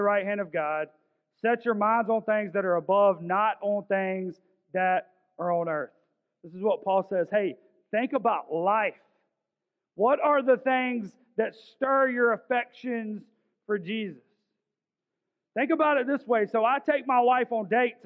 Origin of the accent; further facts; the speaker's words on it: Augusta, Georgia, United States; I grew up in South Augusta